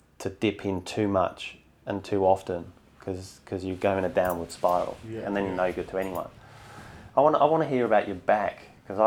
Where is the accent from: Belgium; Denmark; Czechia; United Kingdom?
United Kingdom; Bedford, East of England; moved away as an adult; also born or lived in London; now in Sydney, Australia; So grew up in London till about five and then moved to a place called Bedford, which is just north of London. So pretty much until the day I flew here, give or take a few years at uni, I lived in a pub